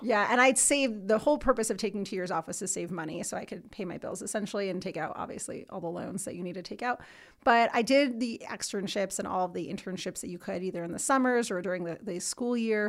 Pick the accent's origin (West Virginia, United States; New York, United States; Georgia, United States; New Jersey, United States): New Jersey, United States; moved away as an adult; now in Denver, United States; from New Jersey originally, if you can hear it.